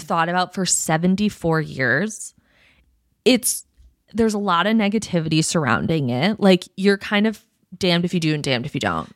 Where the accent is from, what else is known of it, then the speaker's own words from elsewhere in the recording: United States; as an American person